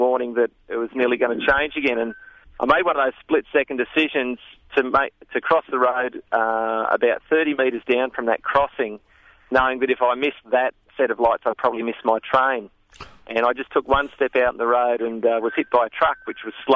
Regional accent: Sydney, New South Wales, Australia; now in Dalby, Australia; I had a fantastic childhood growing up in Sydney suburbs

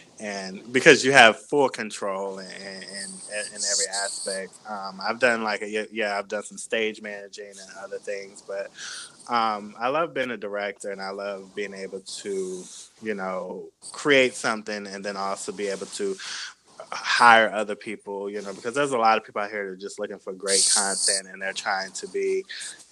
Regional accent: Washington, District of Columbia, United States; moved away as an adult; also born or lived in North Carolina / Los Angeles; now in Atlanta, United States; I'm originally from, I was born in Washington, D.C. I was raised in the DMV area.

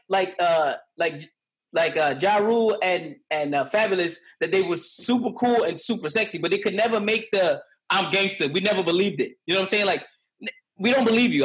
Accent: New York City, New York, United States; growing up in the Bronx, we went to high school in uh, in in the up, uptown Bronx

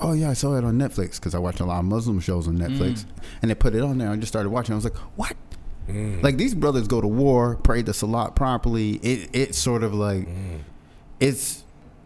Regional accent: Boston, Massachusetts, United States; we're from Boston

